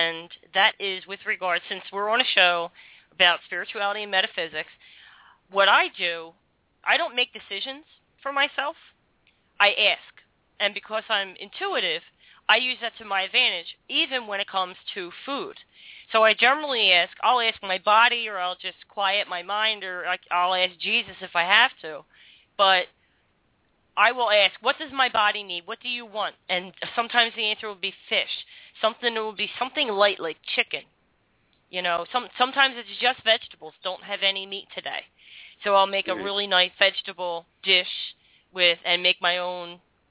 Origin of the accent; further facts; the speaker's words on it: Philadelphia, Pennsylvania, United States; I'm from South Philly